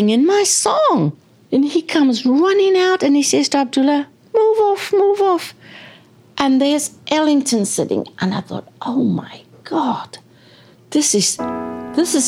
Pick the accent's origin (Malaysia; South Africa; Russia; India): South Africa; moved away as an adult; I'm from South Africa.